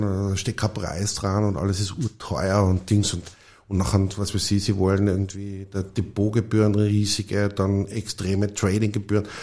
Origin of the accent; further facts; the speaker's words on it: Tyrol, Austria; also ich bin in Tirol aufgewachsen